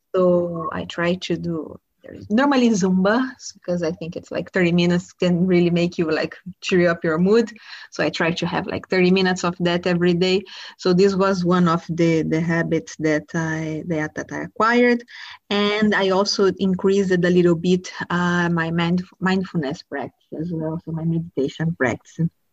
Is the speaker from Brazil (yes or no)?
yes; Brazil; I grew up in Brazil